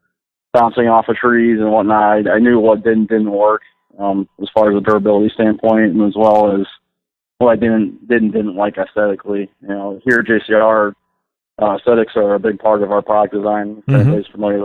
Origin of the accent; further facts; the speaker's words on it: Connecticut, United States; moved away as an adult; also born or lived in upstate New York; now in Michigan, United States; I grew up in Connecticut